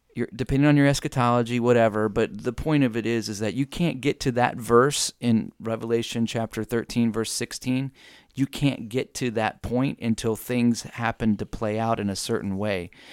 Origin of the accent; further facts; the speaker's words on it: United States; as an American citizen